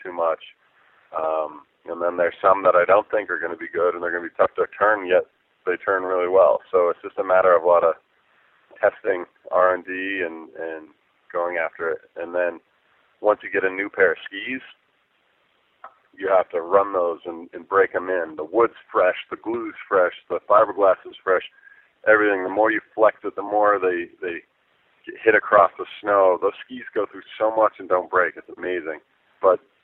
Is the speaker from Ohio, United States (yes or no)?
no; Park City, Utah, United States